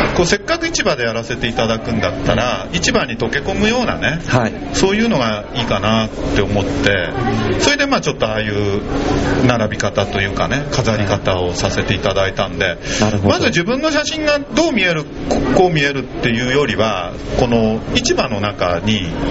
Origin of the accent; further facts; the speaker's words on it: Urayasu, Chiba, Japan; accent: Urayasu dialect; 自分のルーツはこう浦安弁喋って、はい、ねあのー、まあ典型的なね浦安の兄ちゃんで